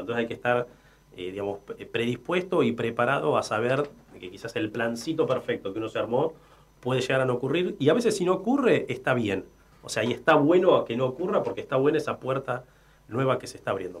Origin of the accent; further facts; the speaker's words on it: Argentina; En aquella ola inmigratoria eh, que, tuvo nuestro país, mi abuelo, mis abuelos nacieron en España